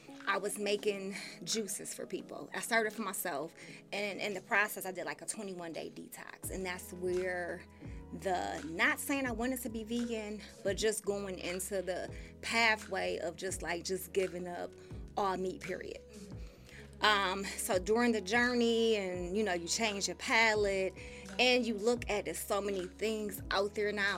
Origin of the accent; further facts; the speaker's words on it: Buffalo, New York, United States; born and raised in Buffalo